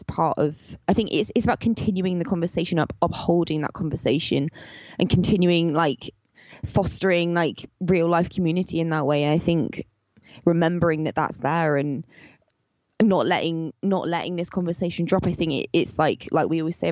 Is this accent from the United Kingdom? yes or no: yes; Somerset, South West England, United Kingdom; we grew up in the English countryside in southwest England, in Somerset